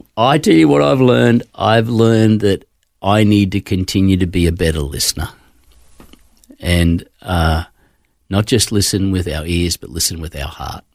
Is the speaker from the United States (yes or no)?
no; Queensland, Australia; born or raised there; also born or lived in Gosford, New South Wales